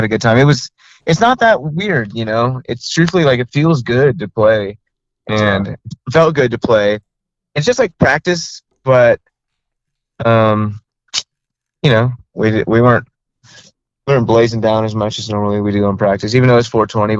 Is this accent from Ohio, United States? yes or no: no; Texas, United States; we're from Texas